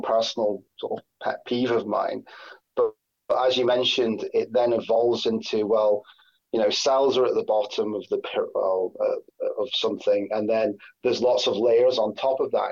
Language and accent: English; Scotland, United Kingdom; now in Sheffield, United Kingdom; I'm Scottish originally